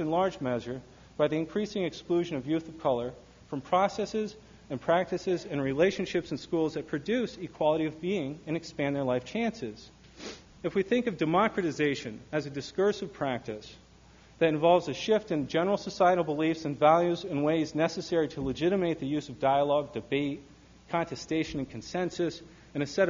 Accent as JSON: {"language": "English", "region": "Michigan", "country": "United States", "said": "My home state of Michigan"}